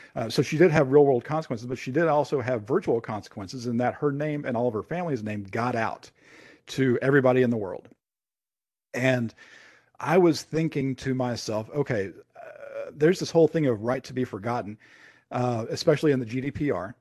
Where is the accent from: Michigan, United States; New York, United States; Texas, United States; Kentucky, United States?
Kentucky, United States; Lexington; my hometown, Lexington, Kentucky